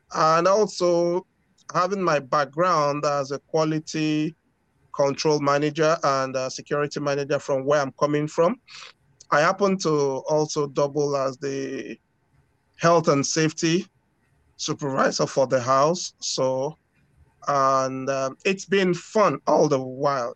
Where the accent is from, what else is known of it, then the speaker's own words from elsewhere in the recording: Lagos, Nigeria; now in Moncton, Canada; I was born in Nigeria. Okay. Grew up in Nigeria in the busy city of Lagos.